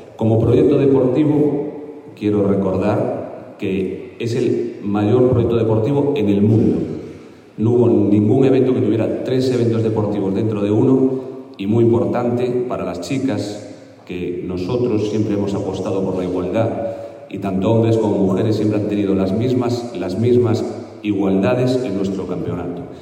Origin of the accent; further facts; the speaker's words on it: Galicia, Spain; dentro de Galicia pues capta muy bien lo que somos los gallegos